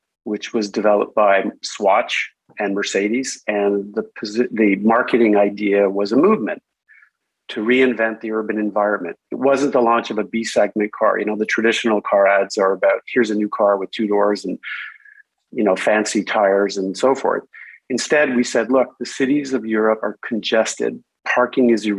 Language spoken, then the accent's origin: English; Canada; moved away as an adult; also born or lived in Stockholm, Sweden; I grew up in, I was born in Canada, but I started my career in Stockholm, Sweden.